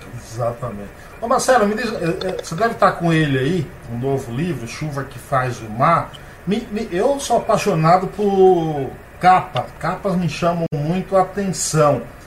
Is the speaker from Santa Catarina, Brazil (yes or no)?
no; Nova Soure, Bahia, Brazil; now in São Paulo, Brazil